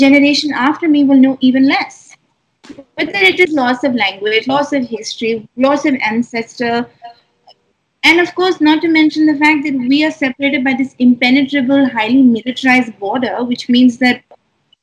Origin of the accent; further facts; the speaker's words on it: New Delhi, Delhi, India; having been born and raised in Delhi, like, I'm a city person.